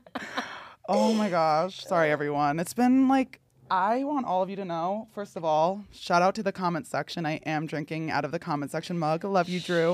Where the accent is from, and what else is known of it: New Jersey, United States; born or raised there